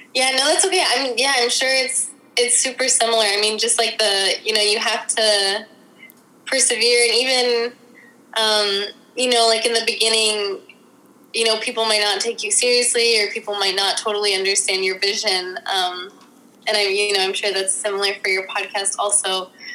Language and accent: English; Washington, District of Columbia, United States; I'm from Washington D.C., born and raised